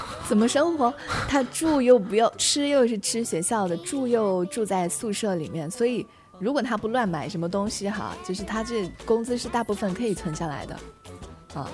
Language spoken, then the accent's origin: Chinese; Chenzhou, Hunan, China; now in Changchun, China; 三百多公里就是我老家郴州到长沙的距离